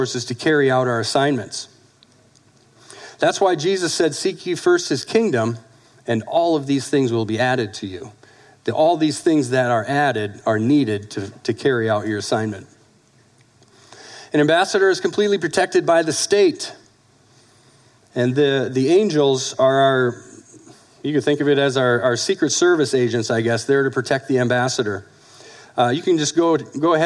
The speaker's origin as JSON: {"language": "English", "country": "United States", "said": "we're American citizens"}